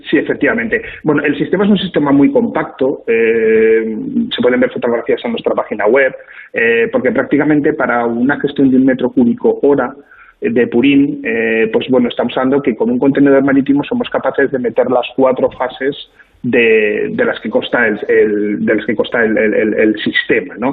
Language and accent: Spanish; Zaragoza, Aragon, Spain; la provincia de Huesca, nosotros somos de Zaragoza